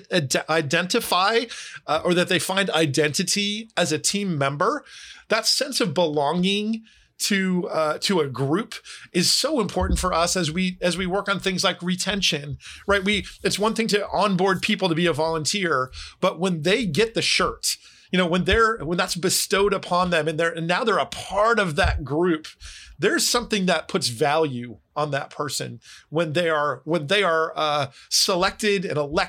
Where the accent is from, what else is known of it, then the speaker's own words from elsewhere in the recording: New Jersey, United States; I grew up in New Jersey